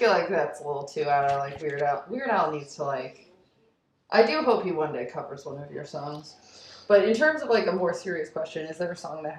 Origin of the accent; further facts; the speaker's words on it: New York, United States; also born or lived in Long Island; I'm from New York